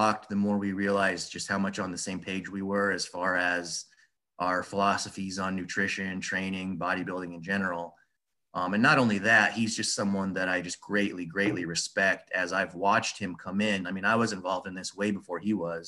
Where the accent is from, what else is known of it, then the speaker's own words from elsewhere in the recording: Des Moines, Iowa, United States; I'm from Des Moines, like I told you before, and in Iowa